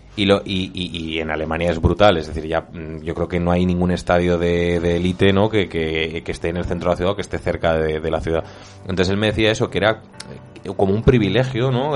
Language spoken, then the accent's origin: Spanish; Zaragoza, Aragon, Spain; como zaragozano